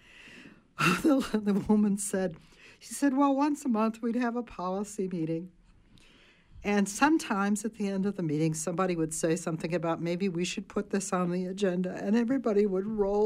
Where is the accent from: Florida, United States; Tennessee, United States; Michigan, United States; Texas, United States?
Michigan, United States; near Detroit; I grew up near Detroit, and I remember as a teenager taking the bus downtown Detroit